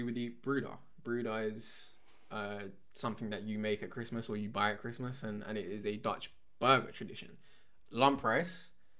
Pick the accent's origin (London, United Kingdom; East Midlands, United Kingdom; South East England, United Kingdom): London, United Kingdom; We grew up in, you know, London. This is not, you know, we didn't grow up in the countryside.